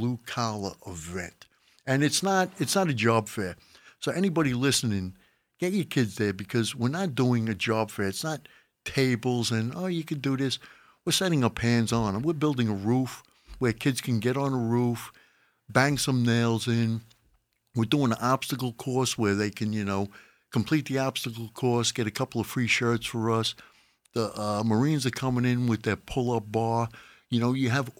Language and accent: English; Mastic Beach, New York, United States; I grew up in Mastic Beach